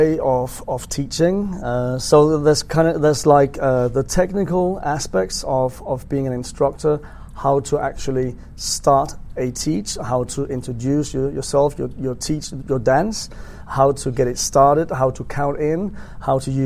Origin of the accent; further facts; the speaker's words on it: Denmark; I'm from Denmark